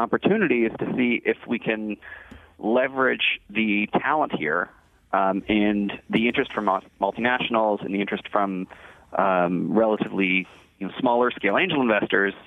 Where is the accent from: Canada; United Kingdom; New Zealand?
Canada; Toronto, Ontario; I grew up in Toronto.